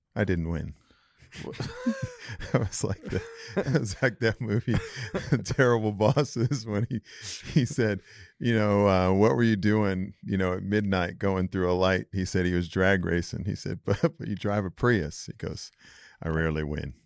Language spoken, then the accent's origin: English; California, United States; moved away as an adult; also born or lived in Iowa; I was from California